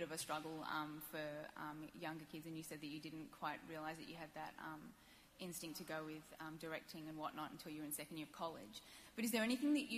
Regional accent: Australia

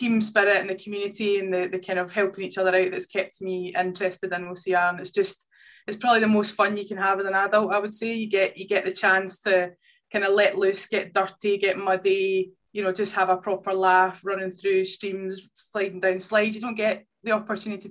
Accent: Kilmarnock, Scotland, United Kingdom; also born or lived in Paisley; I moved back down to my hometown in Kilmarnock

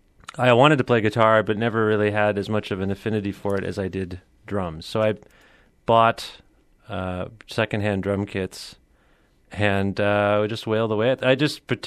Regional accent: Cambridge, Ontario, Canada; We were born and raised in Cambridge, Ontario, which is about a half hour outside of Guelph.

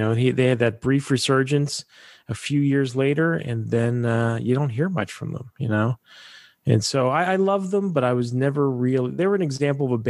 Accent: Pittsburgh, Pennsylvania, United States; it was Pittsburgh. That's my hometown

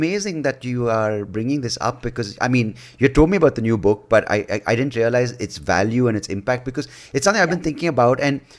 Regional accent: South Canara, Karnataka, India; Or we're from South Canada.

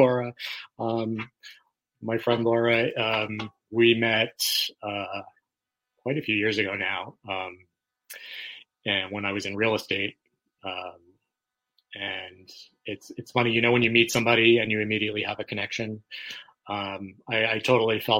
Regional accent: New York, United States; moved away as an adult; now in Florida, United States; I'm originally from New York

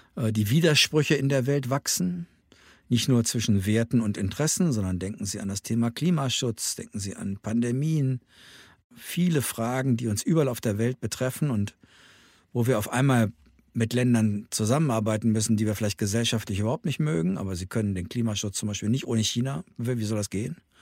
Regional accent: Germany; wir Deutschen

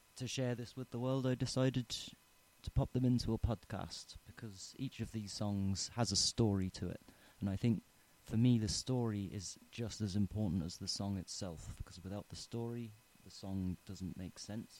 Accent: Tipperary, Munster, Ireland; I'm from Tipperary. I grew up here

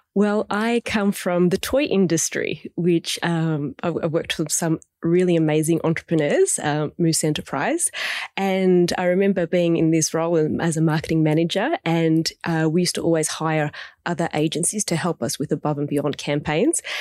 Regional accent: Melbourne, Victoria, Australia; I'm from Melbourne

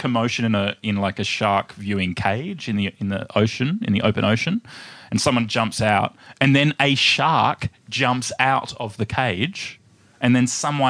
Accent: Perth, Western Australia, Australia; I'm from Perth. A lot of my family surf.

